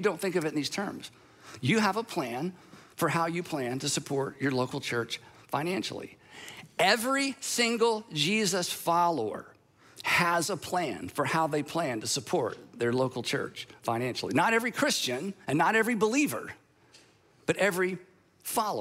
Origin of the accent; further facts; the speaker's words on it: United States; I'm an American.